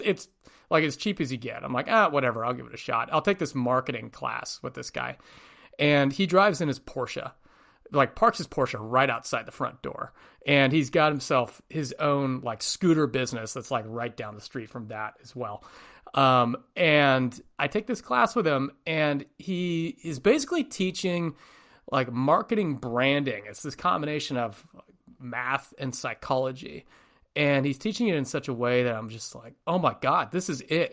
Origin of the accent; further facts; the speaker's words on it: north of San Francisco, Northern California, United States; moved away; Born, born and raised in Northern California, just north of San Francisco, about an hour, hour and a half